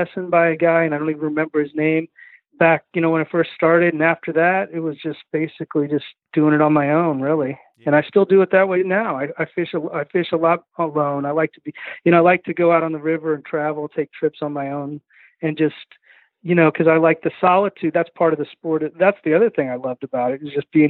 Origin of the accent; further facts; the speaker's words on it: Kansas City, United States; moved away as an adult; also born or lived in Southeast United States; now in Southeast, United States; I was from Kansas City, Kansas and Missouri